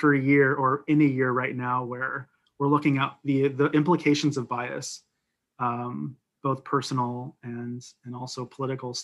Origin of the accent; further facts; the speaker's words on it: Northeast, United States; I'm from the Northeast